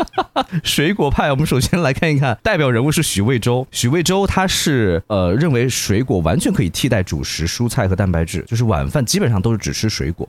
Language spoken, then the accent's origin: Chinese; Hunan, China; 我们属于这种高湿高热的地带，这种盆地地带